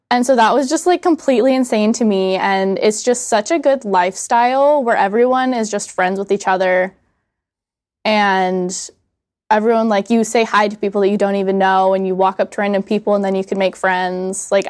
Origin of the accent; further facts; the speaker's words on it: Atlanta, Georgia, United States; Um, so I am from, I tell people I'm from Atlanta, Georgia. I kind of grew up all over the United States, though.